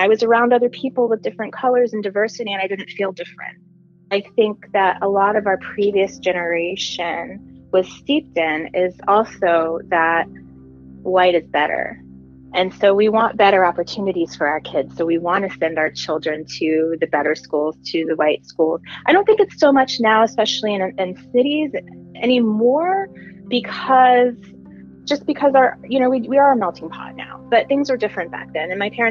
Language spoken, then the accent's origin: English; Nashville, Tennessee, United States; born there; So I was born in Nashville, Tennessee. My dad was in medical school at the time that I was born, and I'm a second child.